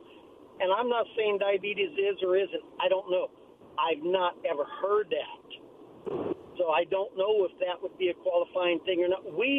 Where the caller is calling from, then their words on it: Pasco, Washington, United States; … over in Pasco.